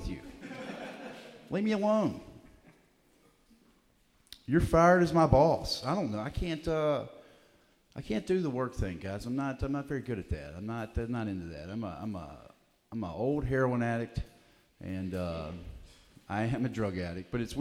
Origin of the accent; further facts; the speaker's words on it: Alabama, United States; I'm from Alabama